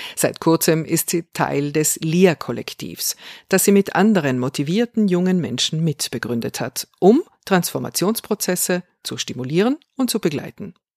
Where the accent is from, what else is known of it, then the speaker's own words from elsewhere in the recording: South Tyrol, Trentino-Alto Adige, Italy; Ich bin eine Südtirolerin